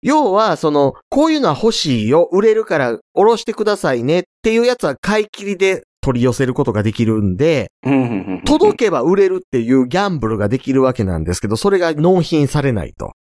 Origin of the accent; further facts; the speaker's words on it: Kansai, Japan; 関西人として